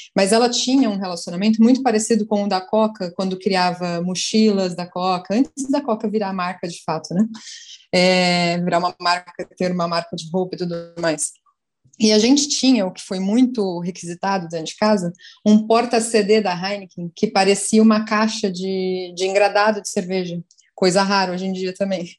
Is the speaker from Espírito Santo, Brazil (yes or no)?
no; São Paulo, Brazil; now in Fortaleza, Brazil; Eu sou de São Paulo, hoje em Fortaleza